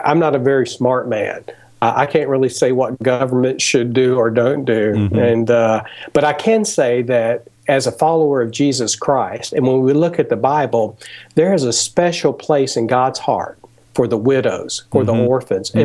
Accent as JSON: {"language": "English", "country": "United States", "said": "my home country that's near and dear to my heart, the United States"}